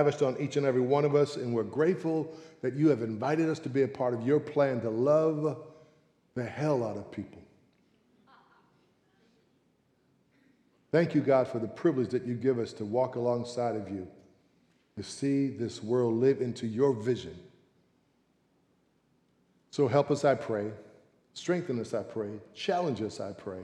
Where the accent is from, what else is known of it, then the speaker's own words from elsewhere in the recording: San Francisco, California, United States; born and raised in San Francisco.